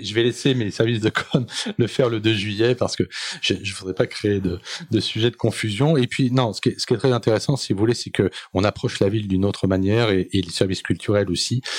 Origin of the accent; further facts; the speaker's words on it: Seine-Saint-Denis, Île-de-France, France; je suis issu de, de, de Seine-Saint-Denis, bien évidemment, d'une famille euh, qui est partie de Bervilliers